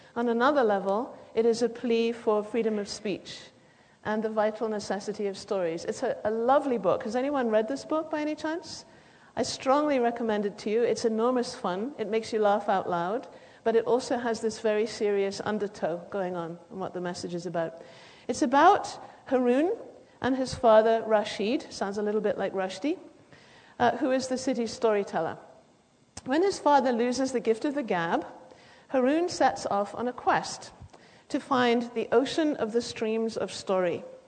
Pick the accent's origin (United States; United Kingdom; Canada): United Kingdom; as you can probably hear, I come from Britain